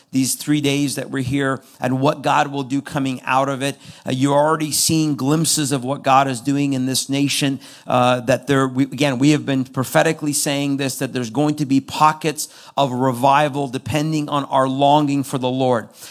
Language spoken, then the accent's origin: English; Iran; now in United States; I'm from Iran. I was born into a Muslim background.